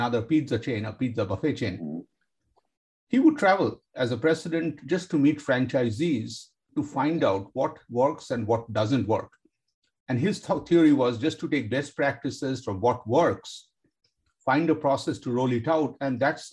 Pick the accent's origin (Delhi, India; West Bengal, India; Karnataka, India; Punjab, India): West Bengal, India; Kolkata; I grew up in India, Kolkata, India